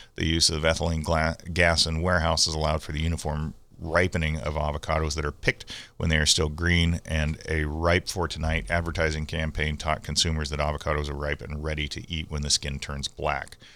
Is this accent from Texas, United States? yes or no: no; San Diego, California, United States; when I was a kid growing up in Bay Park, we had an alley that, a dirt alley that ran behind our house